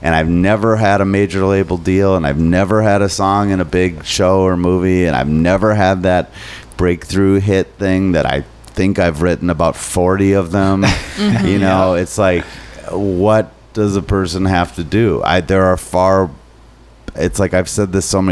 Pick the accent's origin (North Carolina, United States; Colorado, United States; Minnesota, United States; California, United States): Minnesota, United States; I'm too Minnesotan